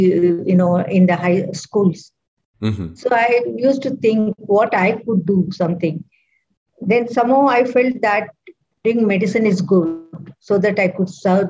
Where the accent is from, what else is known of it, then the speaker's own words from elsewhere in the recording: Bangalore, Karnataka, India; I'm from South India, from Bangalore.